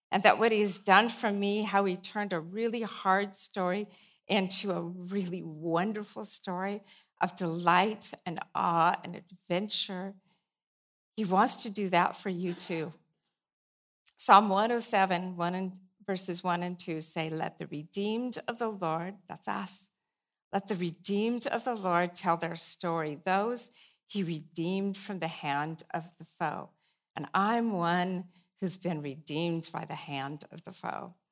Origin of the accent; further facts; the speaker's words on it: Pacific Northwest, United States; you know, we're from the Northwest, and it rains this time of year. Well, it rains most time of year.